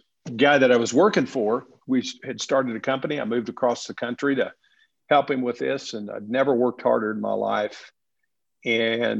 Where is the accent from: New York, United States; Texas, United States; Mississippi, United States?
Texas, United States; West; moved away; also born or lived in Southern California; So I was born and raised in West Texas